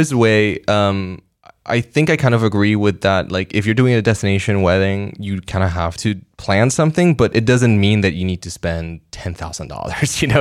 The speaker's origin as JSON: {"language": "English", "country": "Puerto Rico", "tie": "born or raised there", "said": "I grew up in Puerto Rico"}